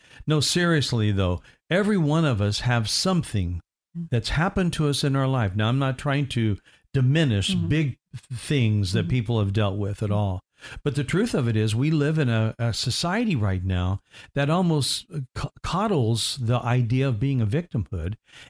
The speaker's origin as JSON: {"language": "English", "region": "Indiana", "country": "United States", "said": "I was told all my life I was going to be 6'3\", and I'm from Indiana, and I'm a basketball lover."}